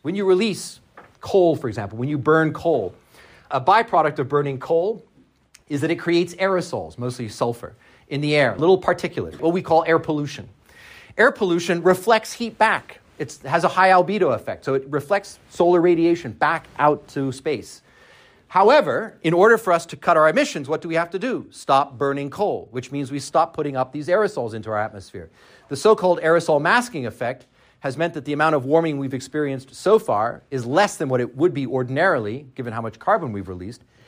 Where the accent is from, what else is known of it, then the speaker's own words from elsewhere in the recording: Canada; I'm Canadian